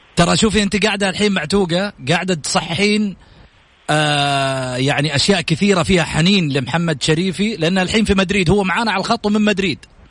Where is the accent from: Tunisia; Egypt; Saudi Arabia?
Saudi Arabia